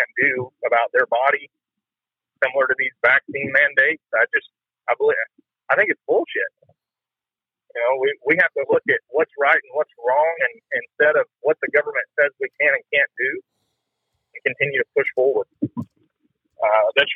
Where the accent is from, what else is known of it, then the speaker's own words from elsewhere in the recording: Texas, United States; I grew up in Texas, I was born in Texas